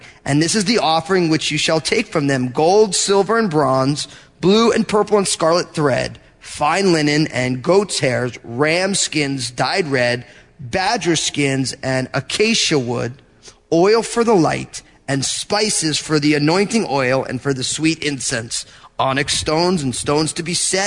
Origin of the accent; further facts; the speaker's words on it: New Jersey, United States; I'm from New Jersey.